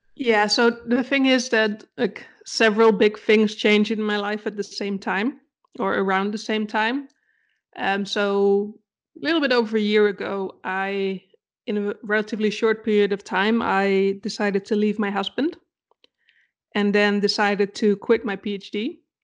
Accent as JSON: {"language": "English", "country": "Netherlands", "also_born_or_lived": "Denmark", "second_language": "English", "moved": "as an adult", "lives_now": "Germany", "said": "technically I'm from the Netherlands"}